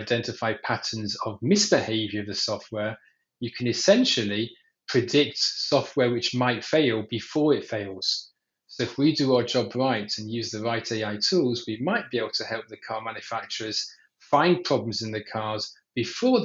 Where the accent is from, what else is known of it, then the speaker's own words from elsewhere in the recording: England, United Kingdom; now in Israel; I'm actually based out of Israel, even though the accent might be deceiving. I was born in England